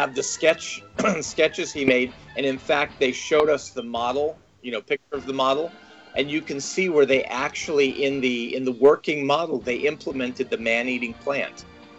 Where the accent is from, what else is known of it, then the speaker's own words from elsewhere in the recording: Santa Monica, California, United States; I was born and raised in Santa Monica.